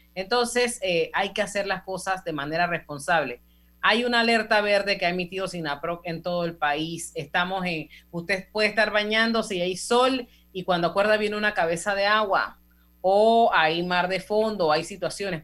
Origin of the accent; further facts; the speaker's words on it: Panama; todos como panameños